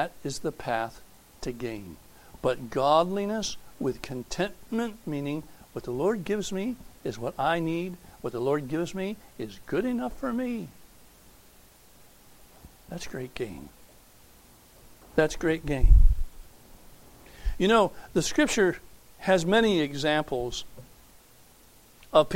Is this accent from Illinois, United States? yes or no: no; Fair Haven, New York, United States; I was born and reared in Fair Haven. Not in Sicily, but in New York State